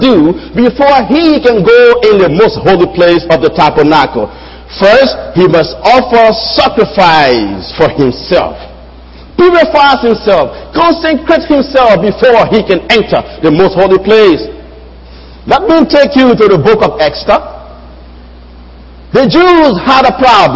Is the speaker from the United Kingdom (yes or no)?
no; Liberia; moved away; I am from Liberia and I have a Liberian passport